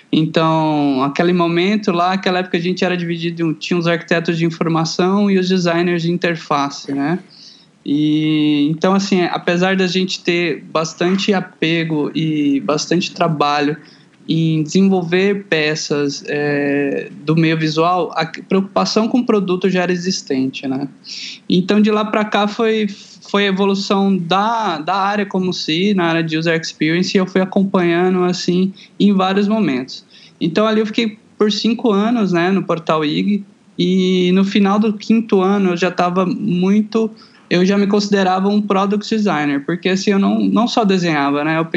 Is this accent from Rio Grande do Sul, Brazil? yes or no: no; Goiânia, Goiás, Brazil; moved away as an adult; now in São Paulo, Brazil; Eu sou de Goiânia, Goiás, ah, né? Tá. Centro-Oeste brasileiro.